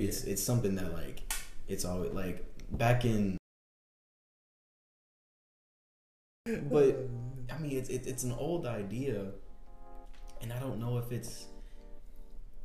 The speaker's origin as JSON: {"language": "English", "region": "the South", "country": "United States", "said": "I'm from the South"}